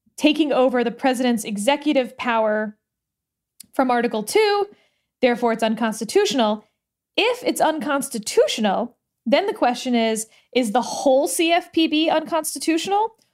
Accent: Texas, United States; in Texas, this is my home state

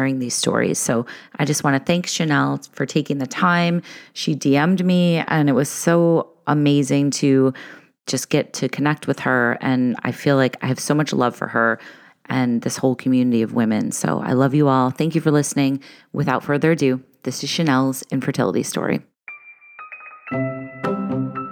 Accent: Chicago, Illinois, United States; I grew up in Chicago

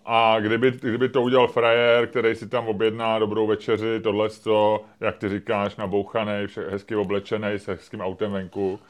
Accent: Czechia; jako jsme my Češi

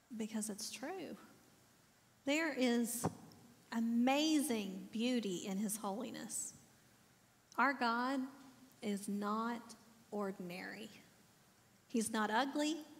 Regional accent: the South, United States; I'm from the South, so we always say bless his heart first.

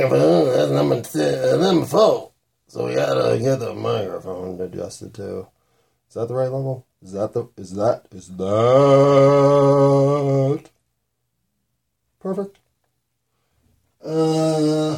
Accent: United States; I'm an American

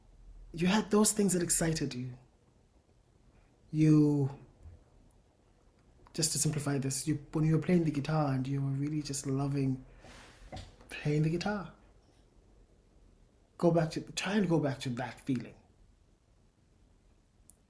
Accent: South Africa; I'm South African. I come from the Xhosa people

